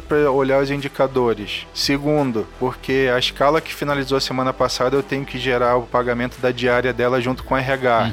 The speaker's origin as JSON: {"language": "Portuguese", "town": "Brasília", "region": "Federal District", "country": "Brazil", "tie": "born or raised there", "also_born_or_lived": "São Paulo", "moved": "yes", "lives_now": "Rio de Janeiro, Brazil", "said": "eu nasci em Brasília, moro no Rio e trabalho aqui em São Paulo."}